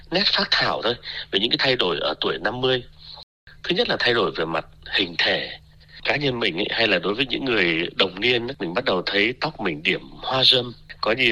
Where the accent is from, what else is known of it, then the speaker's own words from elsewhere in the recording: Vietnam; now in Australia; tuy là mình thì à, lớn lên sinh ra lớn lên ở Việt Nam nhưng mà mình thôi thì cứ tự cho mình cái hy vọng là được sống theo tuổi thọ trung bình của người Úc đi